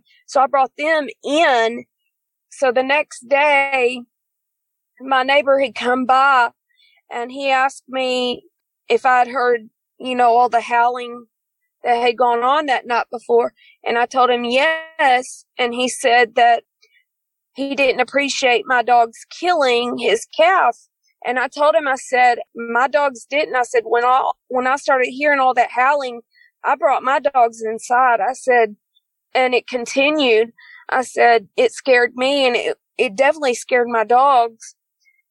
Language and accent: English; East Texas, United States; I'm from East Texas. We live in the big town of Fruitvale. We moved there around 2010